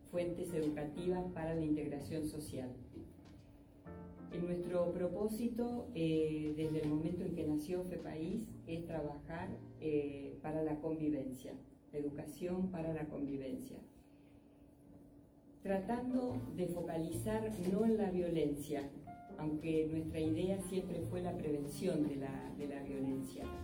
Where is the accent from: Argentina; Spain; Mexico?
Argentina; nosotros somos de Argentina